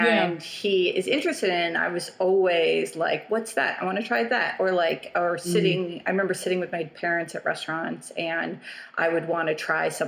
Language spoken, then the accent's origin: English; New York City, New York, United States; moved away as an adult; now in Germany; So I grew up in New York City and born and raised Chelsea whole life